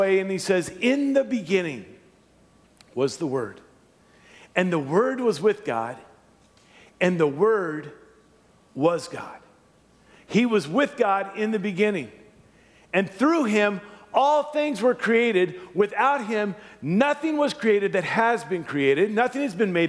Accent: Louisiana, United States; moved away; I was born and raised in Louisiana

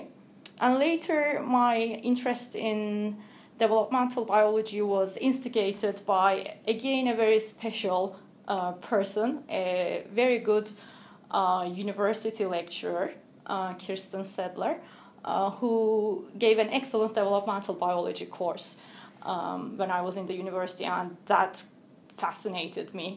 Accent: Turkey; moved away as an adult; also born or lived in United States; now in Cambridge, United Kingdom; I'm originally from Turkey

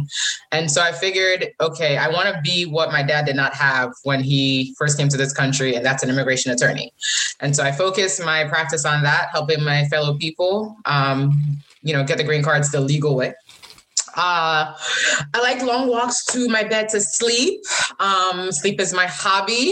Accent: Connecticut, United States; also born or lived in Tema, Ghana; now in Massachusetts, United States; I live in Massachusetts, but Connecticut is home to me. That's where my parents live. That's where my home church is.

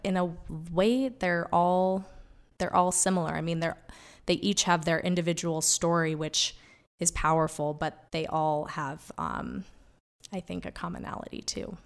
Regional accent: Wyoming, United States; also born or lived in New York; growing up in Wyoming as a kid

